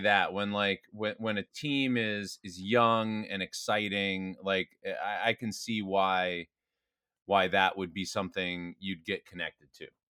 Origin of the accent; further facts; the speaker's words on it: New Jersey, United States; I grew up in New Jersey